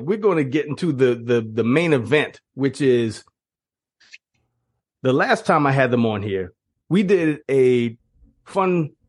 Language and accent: English; Charleston, South Carolina, United States; my hometown team, the Charleston River Dogs